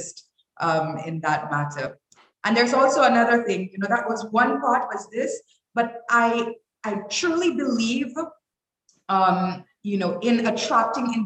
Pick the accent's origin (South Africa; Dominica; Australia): Dominica; also born or lived in Toronto, Canada / New York, United States; I was raised in Dominica. I am a Dominican by all other means.